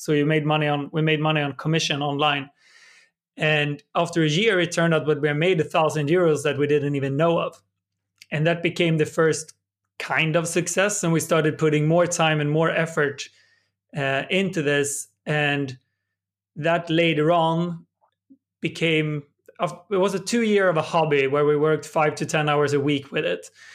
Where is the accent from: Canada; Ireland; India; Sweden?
Sweden; my hometown in Sweden